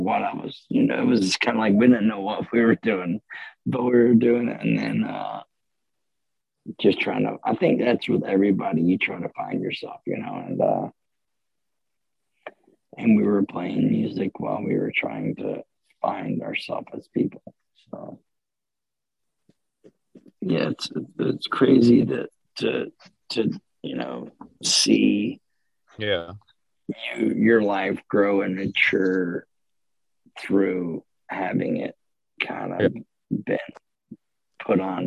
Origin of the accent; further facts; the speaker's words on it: Ocala, Florida, United States; I'm from Ocala